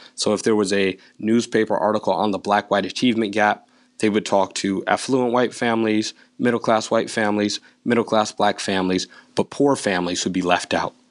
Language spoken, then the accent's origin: English; Connecticut, United States; growing up in Connecticut